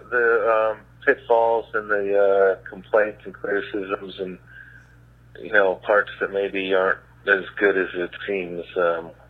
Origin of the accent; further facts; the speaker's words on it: United States; as an American